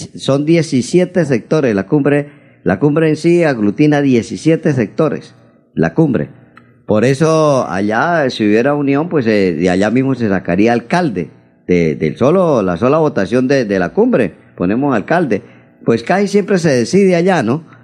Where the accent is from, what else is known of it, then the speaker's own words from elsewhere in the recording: Charalá, Santander, Colombia; now in Bucaramanga, Colombia; mi pueblo, de Charalá